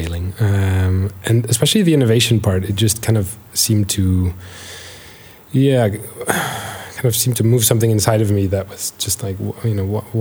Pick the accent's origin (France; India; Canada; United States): United States; Baltimore, Maryland; moved away; also born or lived in Netherlands / Liverpool; I was born in Baltimore, and my mom is Dutch